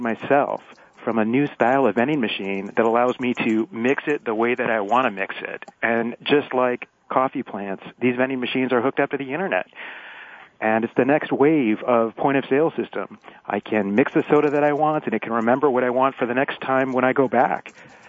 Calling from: Palo Alto, California, United States; And I'm calling from Palo Alto

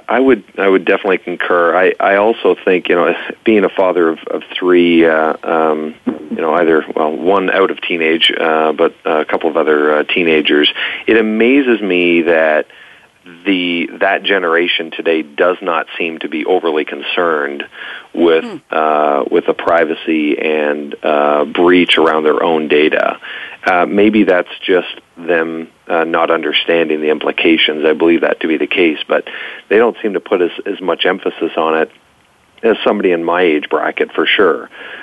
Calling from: Ontario, Canada; I was rooting for my Toronto Blue Jays, so I'm sitting in a community north of the city.

